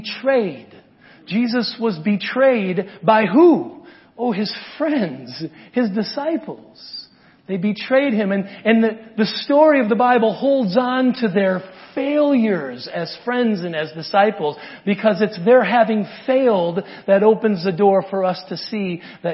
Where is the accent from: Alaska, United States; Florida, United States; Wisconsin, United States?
Wisconsin, United States; now in Inland Empire, California, United States; I'm from Wisconsin